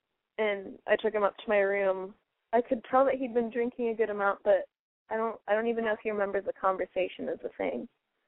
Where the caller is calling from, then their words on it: Cincinnati, Ohio, United States; …, 23, from Cincinnati.